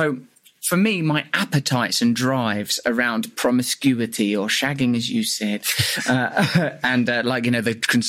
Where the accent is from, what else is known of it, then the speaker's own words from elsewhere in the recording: Essex, East of England, United Kingdom; you're growing up in Essex in the 70s and 80s